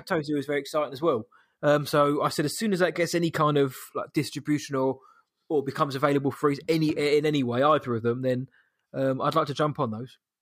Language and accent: English; United Kingdom; I'm British